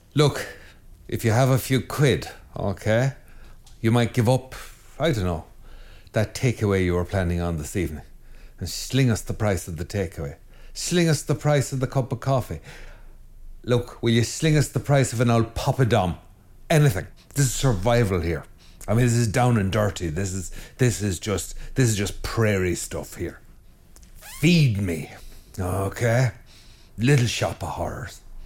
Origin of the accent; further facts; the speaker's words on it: west of Ireland, Ireland; as an Irishman and from and from good west of Ireland stock